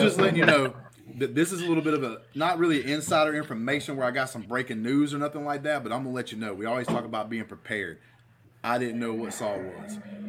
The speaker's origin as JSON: {"language": "English", "region": "Alabama", "country": "United States", "said": "I'm a man from Alabama, grown as hell, with a beard"}